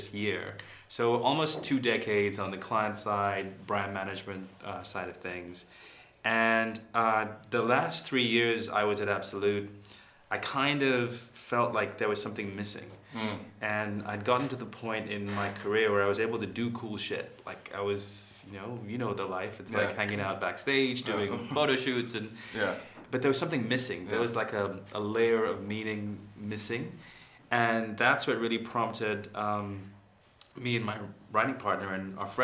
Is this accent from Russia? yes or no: no; Sri Lanka; moved away as an adult; also born or lived in London; I was born in Sri Lanka, grew up there. I went to study in London